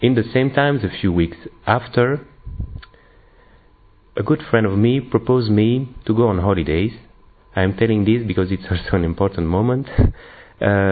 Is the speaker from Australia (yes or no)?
no; Belgium; I'm from Belgium